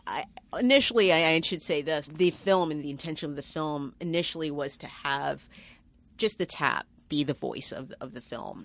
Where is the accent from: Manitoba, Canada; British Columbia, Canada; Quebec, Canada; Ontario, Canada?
Ontario, Canada; Toronto; moved away as an adult; now in New York City, United States; I'm from Toronto.